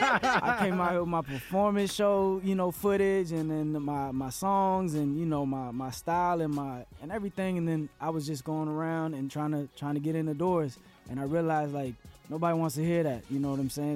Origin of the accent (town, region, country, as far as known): Central Florida, United States; born or raised there; also born or lived in San Juan, Puerto Rico / Atlanta